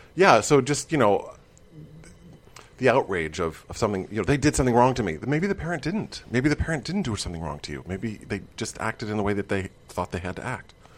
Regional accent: Midwest, United States; I grew up in the Midwest

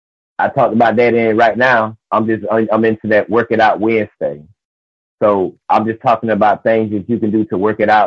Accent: Albany, Georgia, United States; moved away; I was just in Albany, Georgia, which is my hometown

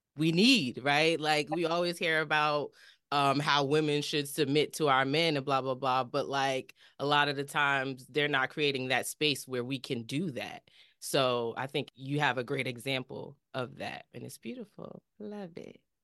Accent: New Jersey, United States; we're from Jersey

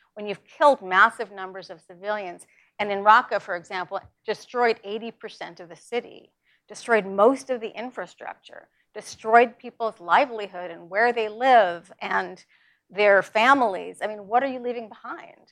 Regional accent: New York, United States; I'm from New York

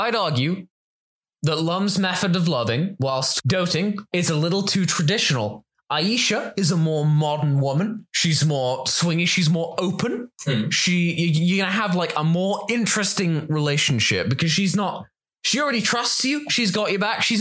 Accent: England, United Kingdom; We're English anime fans.

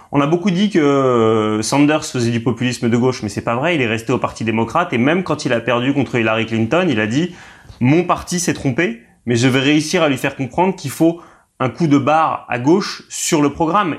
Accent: Paris, Île-de-France, France; je suis un Parisien

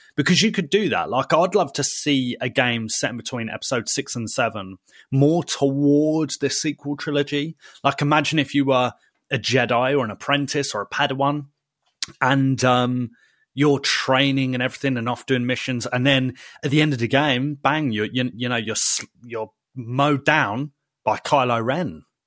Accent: United Kingdom; we're British

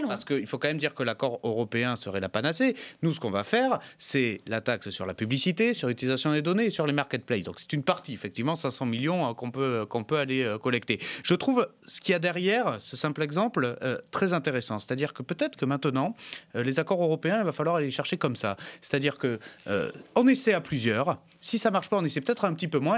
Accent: the South-West, south-west France, France; j'ai grandi dans le Sud-Ouest

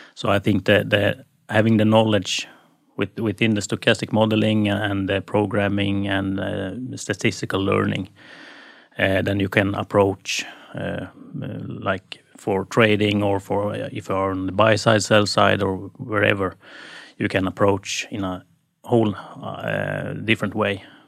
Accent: Sweden; now in Norway; I'm coming from Sweden

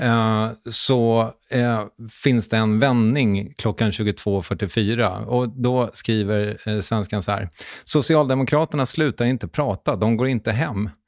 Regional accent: Strängnäs, Södermanland, Sweden; Jag kommer ju från Strängnäs

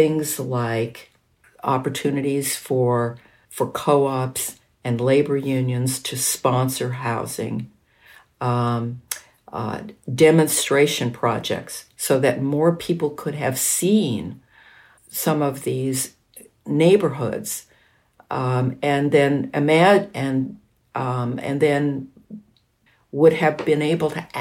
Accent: around Los Angeles, Southern California, United States; I grew up in Southern California, which was an extraordinarily formless area around Los Angeles in the 1950s and 60s

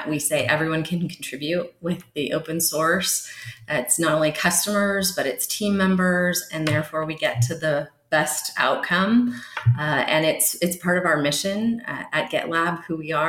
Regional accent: San Jose, California, United States; now in Idaho, United States; I'm a Bay Area native. I was born and raised in San Jose, California

